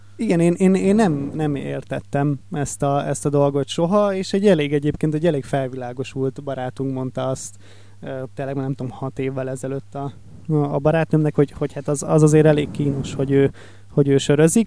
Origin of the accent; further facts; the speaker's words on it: Lake Balaton area, Hungary; Én ugye Balaton melletti vagyok